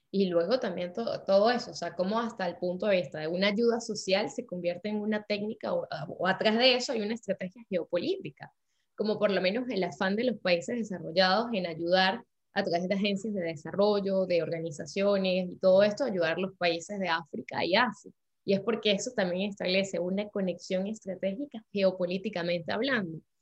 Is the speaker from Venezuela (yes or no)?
yes; Andes, Venezuela; now in France